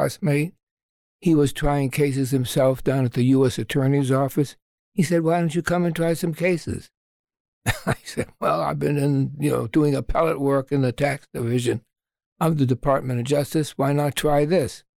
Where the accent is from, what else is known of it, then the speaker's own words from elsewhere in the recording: Boston, Massachusetts, United States; moved away as an adult; now in Washington, D.C., United States; I was originally from Boston, Massachusetts.